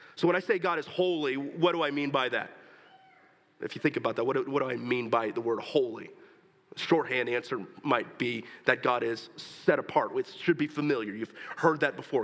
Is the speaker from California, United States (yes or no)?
no; Texas, United States; moved away